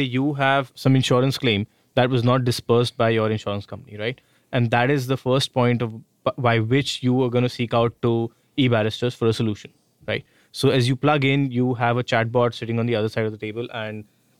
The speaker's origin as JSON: {"language": "English", "town": "New Delhi", "region": "Delhi", "country": "India", "said": "from Delhi, India. New Delhi, India."}